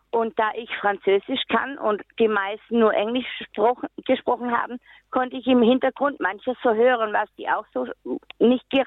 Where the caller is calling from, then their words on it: Nuremberg, Bavaria, Germany; Ja, ich komme aus Nürnberg und möchte gerne zwei Erfahrungsberichte aus meinem eigenen Leben sagen.